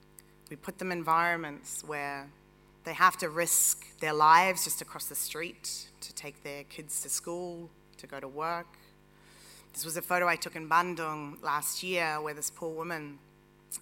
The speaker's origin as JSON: {"language": "English", "country": "New Zealand", "tie": "born or raised there", "moved": "yes", "lives_now": "New York, United States", "said": "I am a Kiwi"}